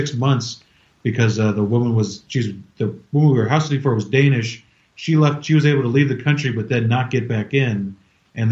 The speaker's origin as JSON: {"language": "English", "region": "California", "country": "United States", "moved": "yes", "said": "I'm from California"}